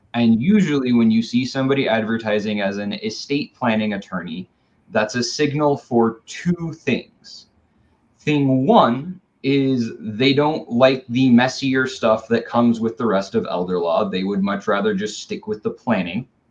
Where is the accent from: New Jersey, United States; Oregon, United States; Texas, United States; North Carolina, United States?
Oregon, United States; Tualatin; I grew up in Tualatin